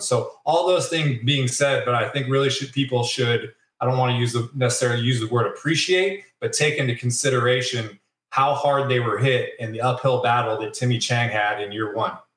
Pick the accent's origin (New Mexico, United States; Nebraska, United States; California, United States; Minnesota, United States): California, United States; San Diego; I grew up in San Diego.